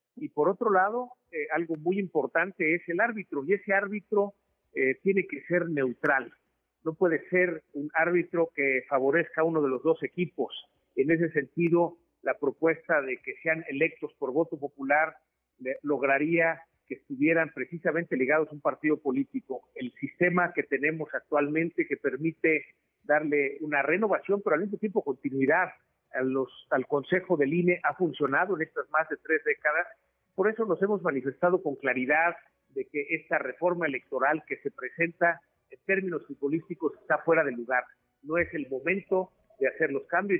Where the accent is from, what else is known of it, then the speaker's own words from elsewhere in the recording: Mexico; como mexicanos